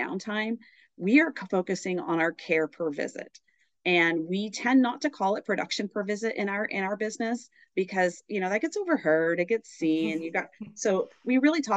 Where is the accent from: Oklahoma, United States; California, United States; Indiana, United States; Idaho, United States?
Oklahoma, United States; moved away as an adult; now in San Diego, United States; I'm originally from the great state of Oklahoma